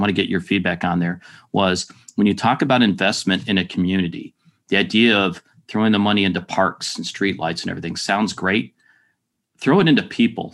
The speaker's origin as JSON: {"language": "English", "town": "Detroit", "region": "Michigan", "country": "United States", "tie": "born or raised there", "moved": "yes", "lives_now": "Jacksonville, United States", "said": "I grew up in Detroit"}